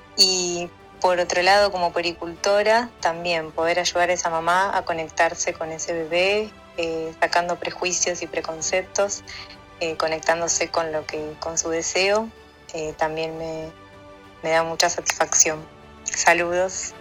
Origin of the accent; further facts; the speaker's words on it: Villa Ballester, Buenos Aires Province, Argentina; soy de Barrio de Villa Ballester